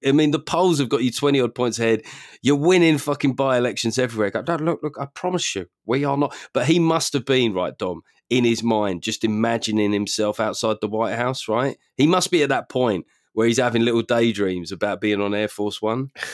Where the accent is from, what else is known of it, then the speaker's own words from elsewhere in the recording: London, United Kingdom; growing up in South London